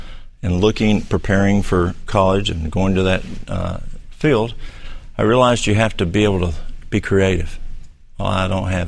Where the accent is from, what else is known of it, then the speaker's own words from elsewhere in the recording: Dunlap, Tennessee, United States; I'm from Dunlap.